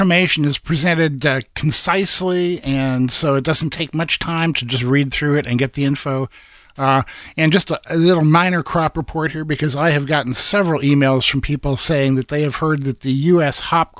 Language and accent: English; Iowa, United States; now in Oregon, United States; when I was growing up in Iowa